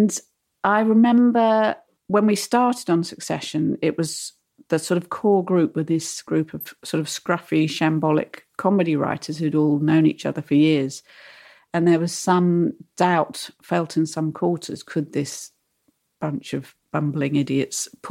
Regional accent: United Kingdom; we, as British writers

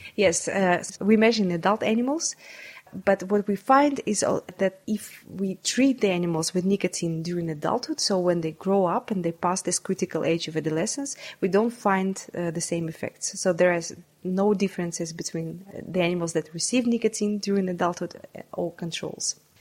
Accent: Saint Petersburg, Russia; English is a second language; I was uh, born and uh, brought up in St. Petersburg

